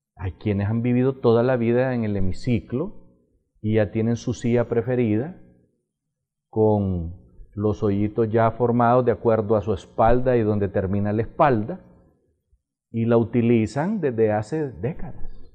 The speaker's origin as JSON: {"language": "Spanish", "country": "Honduras"}